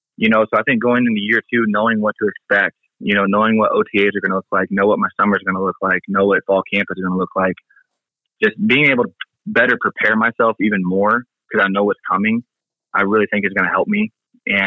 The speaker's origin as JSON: {"language": "English", "town": "Kansas City", "country": "United States", "tie": "born or raised there", "said": "my hometown"}